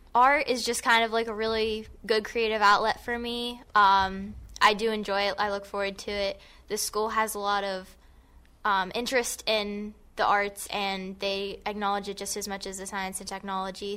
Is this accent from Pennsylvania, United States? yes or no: yes; Gibsonia, Pennsylvania, United States; I am from Gibsonia